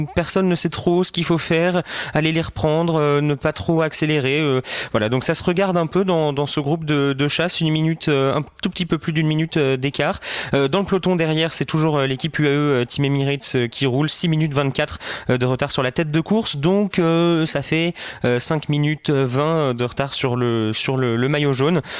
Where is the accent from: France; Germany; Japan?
France; en tant que Français